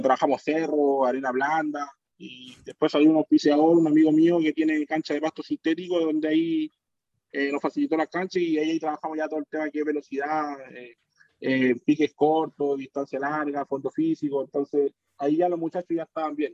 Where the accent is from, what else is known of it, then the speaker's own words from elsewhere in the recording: Chile; uno como chileno